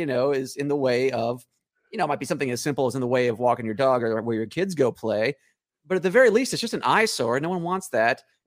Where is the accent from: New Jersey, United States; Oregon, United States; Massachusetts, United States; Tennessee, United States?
Tennessee, United States; Nashville; now in Los Angeles, United States; Originally, I was Nashville, Tennessee. But out in LA now